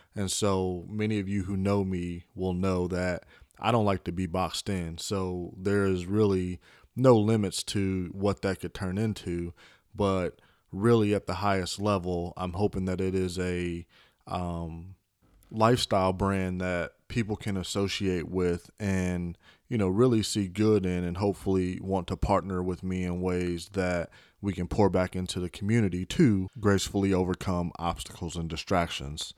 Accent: Chicago, Illinois, United States; I was born in Chicago. Originally, I was raised by my mother and father

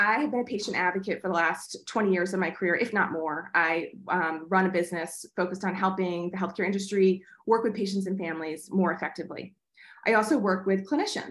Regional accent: New York, United States; moved away; I'm originally from New York

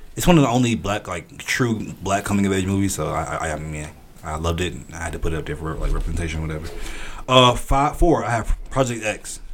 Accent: outskirts of Atlanta, Georgia, United States; I'm from Georgia. I'm from outskirts of Atlanta.

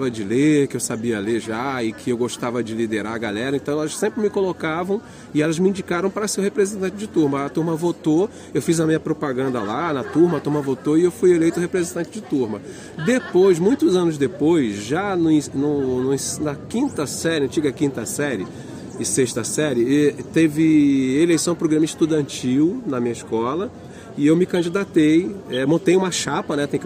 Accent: Fortaleza, Ceará, Brazil; born there; Fortaleza, onde eu nasci, é, Maranhão, que eu conheci agora, os lençóis maranhenses, Recife, Olinda, Pernambuco, Maceió. É, o Nordeste é o meu quintal, tá aí.

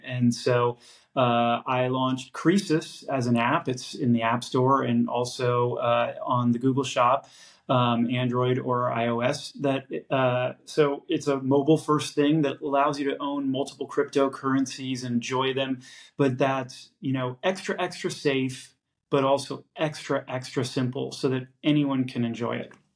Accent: San Francisco, California, United States; I'm born and raised in San Francisco

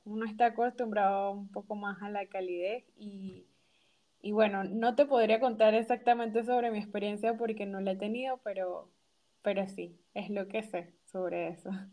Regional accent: Panama; moved away as an adult; now in Rotterdam, Netherlands

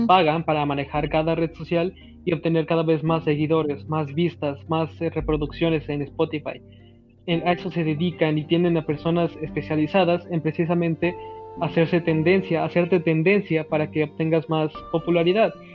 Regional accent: Mexico; Así somos los mexicanos

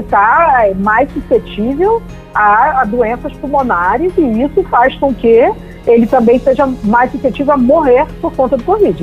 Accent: Rio de Janeiro, Brazil; eu sou carioca

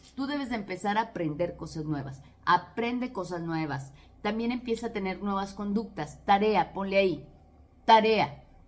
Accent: Mexico; soy de México

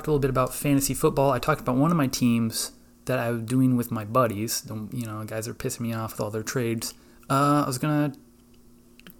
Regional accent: Iowa, United States; I'm from Iowa

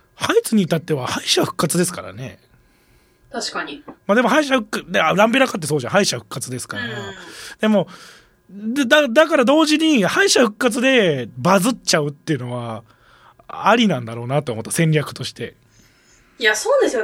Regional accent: Kansai, Japan; accent: Kansai-ben; でもこっち関西弁だから

